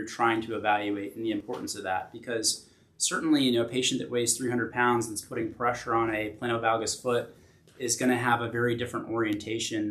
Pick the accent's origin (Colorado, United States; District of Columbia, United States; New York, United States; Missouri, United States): New York, United States; Albany; moved away as an adult; also born or lived in Pennsylvania; now in Virginia Beach, United States; I'm from Albany originally.